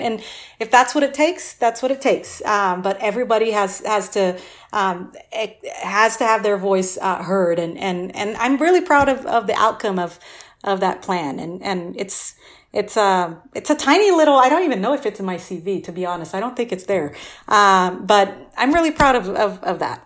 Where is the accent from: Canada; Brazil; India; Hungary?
Brazil; now in Austin, United States; I grew up, I'm originally from Brazil